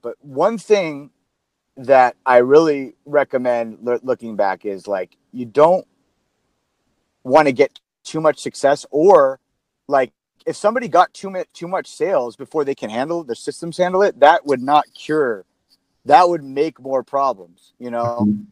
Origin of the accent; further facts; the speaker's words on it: San Diego, California, United States; Born and raised in San Diego